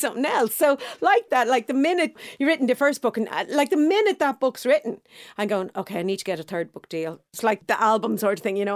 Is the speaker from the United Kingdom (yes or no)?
no; Dublin, Leinster, Ireland; I'm from Clontarf.